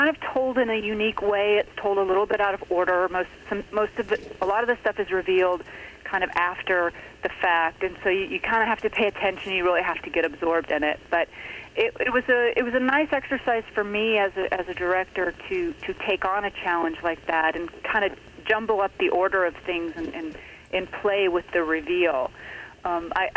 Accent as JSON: {"language": "English", "town": "Atlanta", "region": "Georgia", "country": "United States", "tie": "born or raised there", "moved": "as an adult", "lives_now": "Los Angeles, United States", "said": "I was born and raised in Atlanta"}